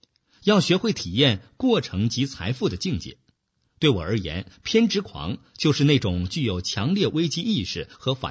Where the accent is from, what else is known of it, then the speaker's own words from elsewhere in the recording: China; moved away as an adult; 我们这一代人是成长在中国计划经济体制下的一代，没有市场经济的概念，赚钱是一件不光荣的事情。我是在去美国留学以后，才开始逐渐明白市场的概念